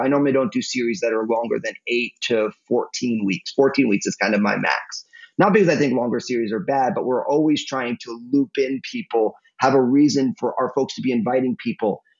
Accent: New Jersey, United States; also born or lived in San Francisco Bay Area, California; now in Portland, United States; My my home state of New Jersey

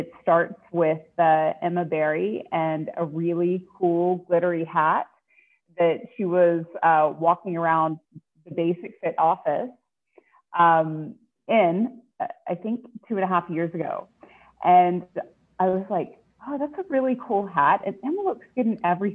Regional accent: Winnipeg, Manitoba, Canada; I was born in Winnipeg, Manitoba.

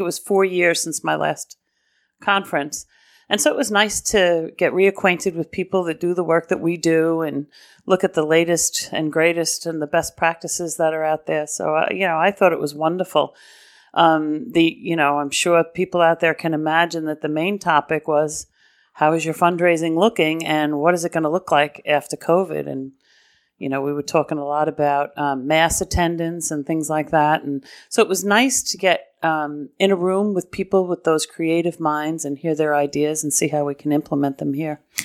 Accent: New York City, New York, United States; moved away; I come from Brooklyn and Queens Diocese

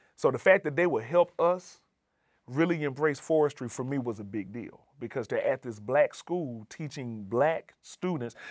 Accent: Birmingham, Alabama, United States; moved away as an adult; also born or lived in Montana; now in New Haven, United States; I come from Birmingham, Alabama. that is home, or that's my origin. Uh, growing up there

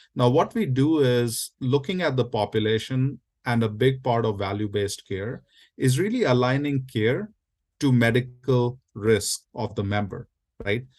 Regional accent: India; now in United States; I was born and raised in India. I'm a first generation immigrant here in the U S

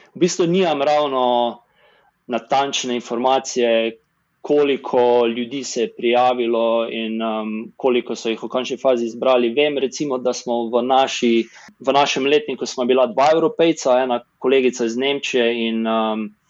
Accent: Slovenia; moved away as an adult; also born or lived in Boston, United States / San Diego, United States; now in San Francisco Bay Area, United States; Šel sem dobro iz Slovenije, potem pa tudi v ZDA sem živel tako v Bostonu, kot San Diego, kot zdaj tu v okolici San Francisca

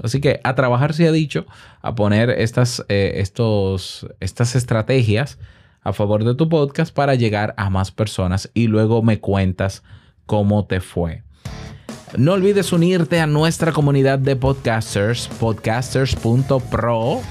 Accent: Dominican Republic; mi podcast, que es dominicano, hecho en Santo Domingo

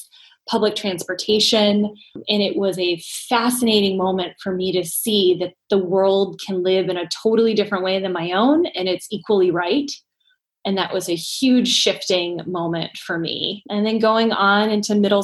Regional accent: Ann Arbor, Michigan, United States; now in Boston, United States; growing up in Ann Arbor was a great place to grow up

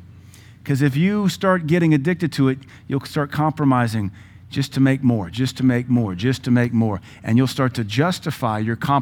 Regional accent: the South, United States; I mean, I grew up in the South, in this country in the 80s.

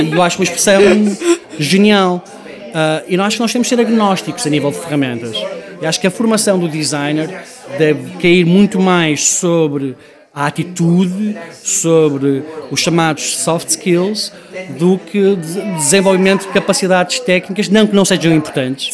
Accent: Porto, Norte, Portugal; also born or lived in Manchester; now in Lisbon, Portugal; sendo eu do Porto

